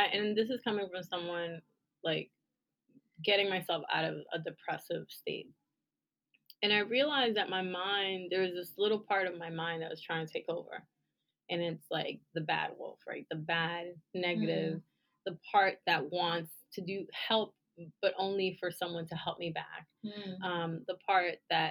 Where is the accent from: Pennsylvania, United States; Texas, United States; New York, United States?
New York, United States; I'm a New Yorker